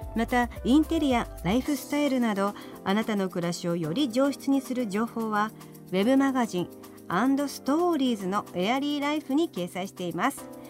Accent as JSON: {"language": "Japanese", "region": "Fukuoka", "country": "Japan", "tie": "born or raised there", "said": "私たちやっぱり福岡出身"}